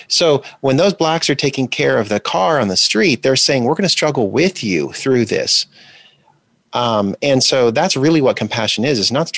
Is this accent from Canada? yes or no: no; DR Congo; also born or lived in Botswana; And we lived in Zaire, which is now the Democratic Republic of Congo, and also Botswana during the 1980s when apartheid was still the regime in South Africa.